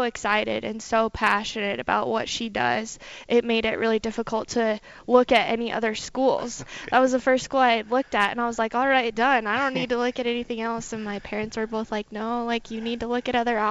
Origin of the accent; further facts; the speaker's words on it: Teton Valley, Idaho, United States; moved away as an adult; also born or lived in Colorado Springs, Colorado; I'm from Teton Valley, Idaho. So if you're familiar with Jackson Hole area, I'm just on the other side of the Tetons